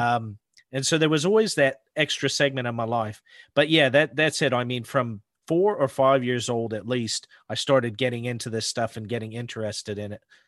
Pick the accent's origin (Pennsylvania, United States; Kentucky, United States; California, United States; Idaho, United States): Idaho, United States; northern panhandle of; I grew up in the Pacific Northwest, mountains and forests